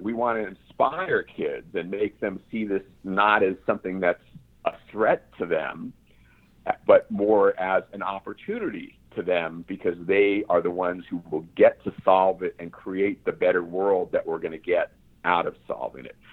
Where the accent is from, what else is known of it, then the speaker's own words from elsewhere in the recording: San Diego, California, United States; I grew up primarily in San Diego